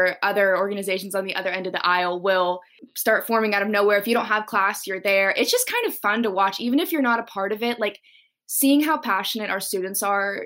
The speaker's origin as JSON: {"language": "English", "town": "Huntsville", "region": "Alabama", "country": "United States", "moved": "as an adult", "lives_now": "Washington, D.C., United States", "said": "I'm from Huntsville, Alabama."}